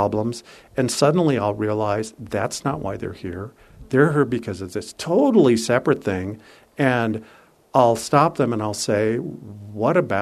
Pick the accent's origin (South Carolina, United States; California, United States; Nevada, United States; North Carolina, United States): California, United States; San Francisco; I was from San Francisco